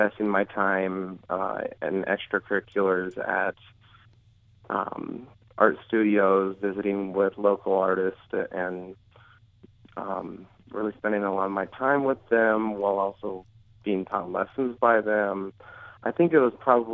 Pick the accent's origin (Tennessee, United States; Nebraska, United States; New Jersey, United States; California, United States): Nebraska, United States; Omaha; also born or lived in Lincoln, Nebraska; I grew up in Omaha, so I wanted to go to a school here in Lincoln